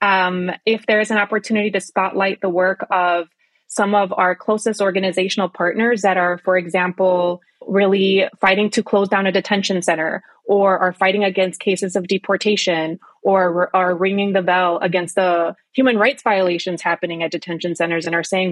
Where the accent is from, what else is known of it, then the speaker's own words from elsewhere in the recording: Minnesota, United States; I am a Chicana from Minnesota